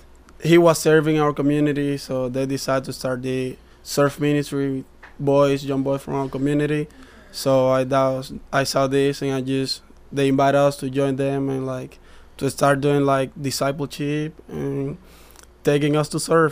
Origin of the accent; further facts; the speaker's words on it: Dominican Republic; Yeah, I'm from the Dominican Republic. Like this small community there, in the countryside.